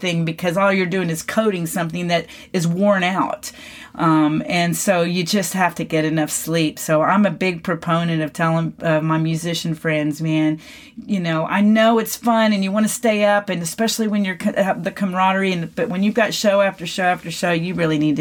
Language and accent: English; McKinney, Texas, United States; my hometown here in McKinney, Texas